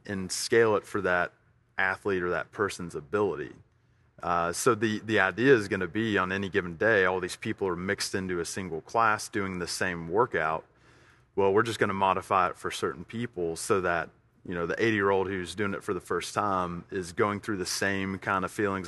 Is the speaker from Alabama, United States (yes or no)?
yes; Tuscaloosa, Alabama, United States; also born or lived in Fort Worth, Texas; now in Middle Tennessee, United States; We moved to Tuscaloosa at a very early age for me. Uh, it's where I was raised